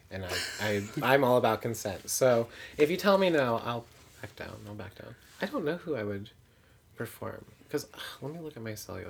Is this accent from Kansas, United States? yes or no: no; Indiana, United States; I'm from Indiana, so, like, everyone was pregnant in my graduating class.